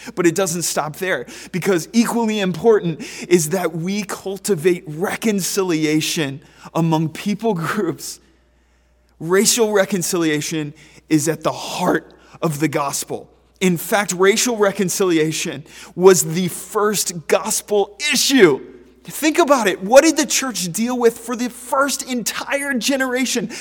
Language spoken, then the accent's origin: English; Pennsylvania, United States; a resident of Pennsylvania